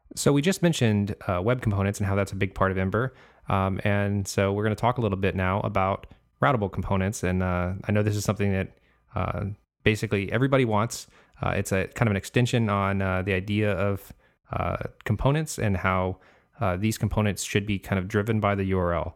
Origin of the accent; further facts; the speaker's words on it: California, United States; now in Florida, United States; I'm originally from California, so I'm out in Florida now